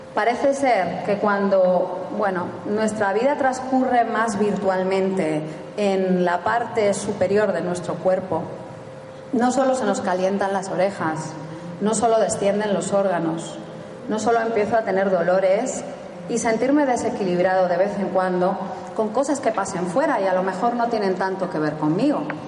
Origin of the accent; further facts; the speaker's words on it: Spain; somos españoles